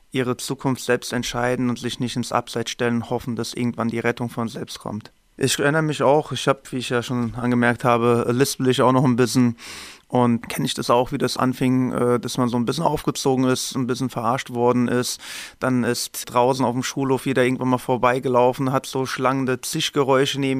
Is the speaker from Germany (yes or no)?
yes; Hesse, Germany; Ich komme aus dem Main-Taunus-Kreis, bin verheiratet, habe noch keine Kinder.